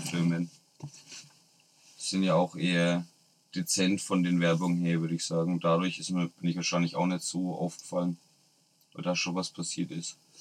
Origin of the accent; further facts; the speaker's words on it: Nuremberg, Bavaria, Germany; bei uns in Nürnberg